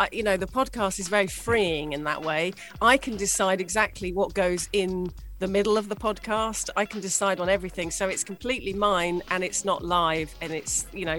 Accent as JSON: {"language": "English", "region": "England", "country": "United Kingdom", "moved": "as an adult", "lives_now": "UAE", "said": "as a Brit moving to the UAE"}